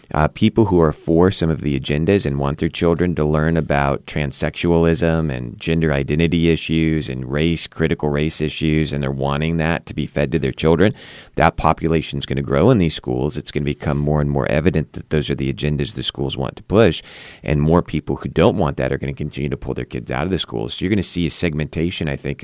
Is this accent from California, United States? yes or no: yes; California, United States; now in West Virginia, United States; I didn't know much about the political landscape of West Virginia, but I came from Southern California.